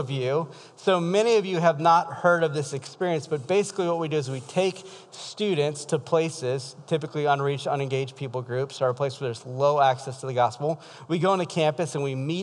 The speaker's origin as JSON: {"language": "English", "region": "South Louisiana", "country": "United States", "moved": "yes", "lives_now": "Iowa, United States", "said": "I'm from South Louisiana."}